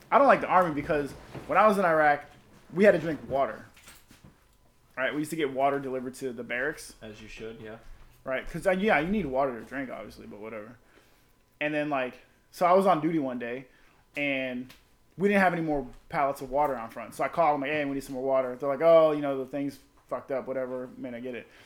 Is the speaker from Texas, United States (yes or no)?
no; Florida, United States; She's like, where you from? I'm like South Florida. She's like, I'm from Jupiter. I'm like, I oh, that ain't near me.